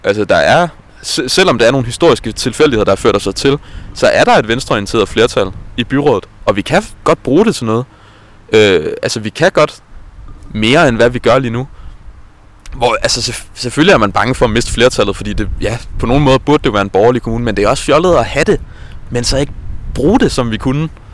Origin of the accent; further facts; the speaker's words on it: Jonstrup, Capital Region of Denmark, Denmark; jeg kommer fra Jonstrup, som er en lidt mindre by uden for Værløs